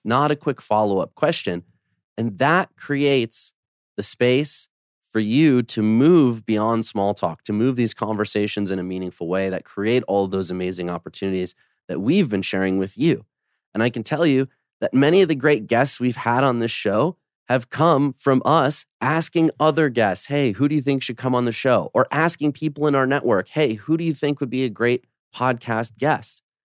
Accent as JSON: {"language": "English", "town": "Detroit", "region": "Michigan", "country": "United States", "tie": "born or raised there", "also_born_or_lived": "Poland", "moved": "yes", "lives_now": "Los Angeles, United States", "said": "my family's from Poland. I grew up in Detroit, but I've spent most of my life in L"}